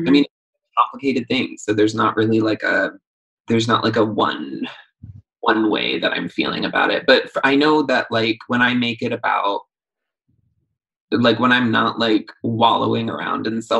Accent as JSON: {"language": "English", "region": "New York metropolitan area", "country": "United States", "said": "I'm sort of from all over the tri-state around New York City."}